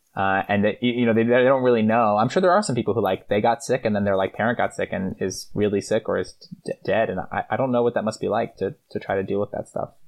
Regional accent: Boston, Massachusetts, United States; also born or lived in Connecticut / Philadelphia; now in New York City, United States; I grew up mostly outside of Boston. I was born in Connecticut, lived outside of Philly for, until I was like ten, and then I spent most of my, like, adolescent time, uh, in Boston, outside of Boston, in the suburbs

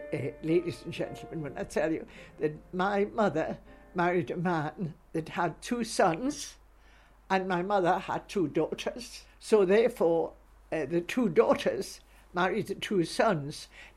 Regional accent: Newcastle, North East England, United Kingdom; now in Scotland; being half Scottish and half English is difficult, you know, because some people have taught me, my friends, they say, "Where did she come from anyway?" And I say, "Newcastle." But I'm a Scot now because I've lived here many, many years.

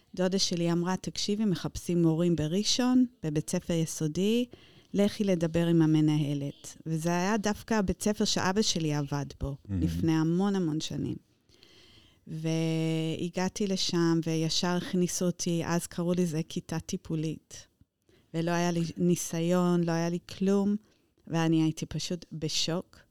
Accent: Luton, East of England, United Kingdom; Hebrew is a second language; moved away as an adult; also born or lived in London; now in Israel; נולדתי דווקא בלוטון, לא בלונדון

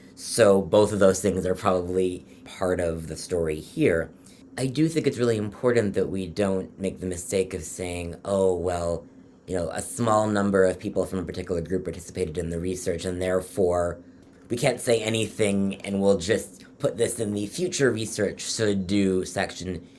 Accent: Toronto, Ontario, Canada; moved away as an adult; also born or lived in London, Ontario; now in Philadelphia, United States; I'm from Toronto originally

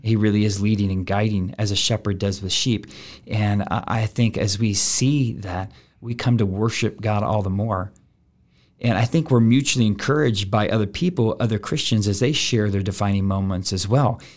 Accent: Denton, Texas, United States; as a young man growing up in Denton, Texas with my aunt and uncle

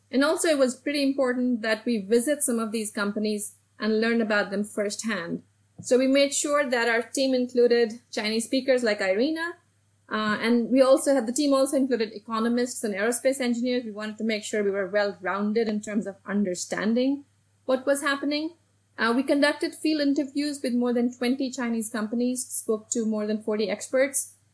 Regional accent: Delhi, India; moved away as an adult; now in United States; I actually grew up in Delhi, in India, and I came to the United States to study nuclear engineering

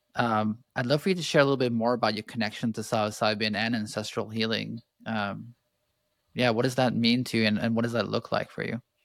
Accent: Canada; I grew up in Canada

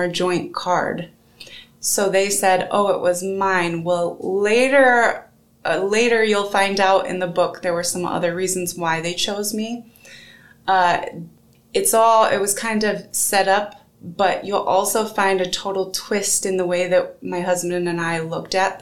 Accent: Michigan, United States; now in Decatur, United States; I am originally from Michigan

